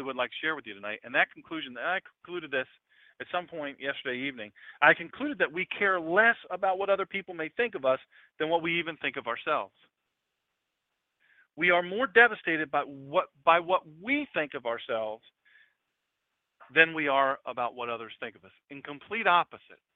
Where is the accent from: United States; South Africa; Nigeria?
United States; Love Creek, Delaware; I was from Love Creek down Route 24, which is now John J. Williams Highway